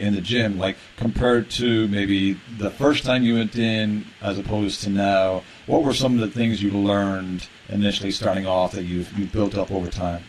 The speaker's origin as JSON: {"language": "English", "country": "Ireland", "tie": "born or raised there", "said": "as a kid growing up in Ireland"}